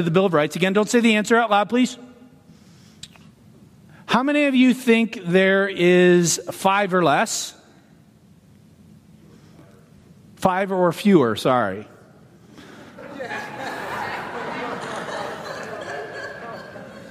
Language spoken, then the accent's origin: English; Canada; now in United States; I'm a Canadian citizen